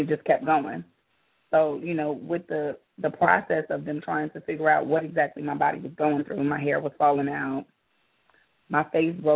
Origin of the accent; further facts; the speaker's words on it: Georgia, United States; also born or lived in New York; I've been in Georgia most of my life since I was a little girl